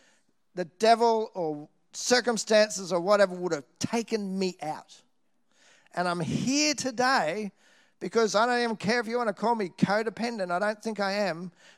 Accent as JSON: {"language": "English", "town": "Nambour", "region": "Queensland", "country": "Australia", "tie": "born or raised there", "said": "Whether it's the church I grew up in Nambour, Salvation Army, and the love and encouragement I received there, whether it's the church I went to when I moved to Brisbane, North Brisbane Salvation Army"}